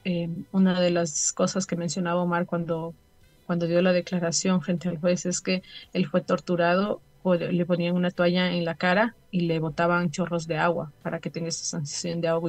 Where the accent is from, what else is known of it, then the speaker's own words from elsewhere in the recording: Ecuador; como familias y como ecuatorianos